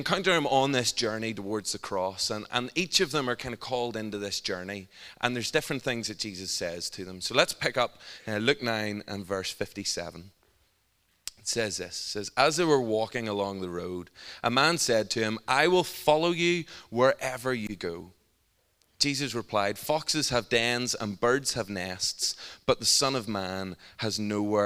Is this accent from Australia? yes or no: no; Northern Ireland, United Kingdom; I'm from Northern Ireland